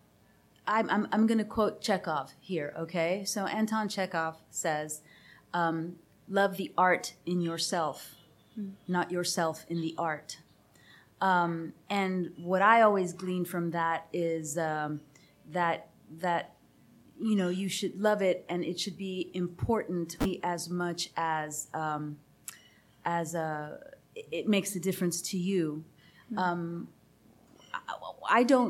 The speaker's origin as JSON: {"language": "English", "region": "Texas", "country": "United States", "said": "I'm Texan."}